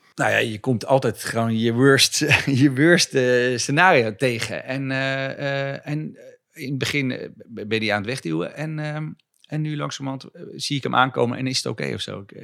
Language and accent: Dutch; Zutphen, Gelderland, Netherlands; ik kom vandaan van ehm, een jongetje langs de IJssel.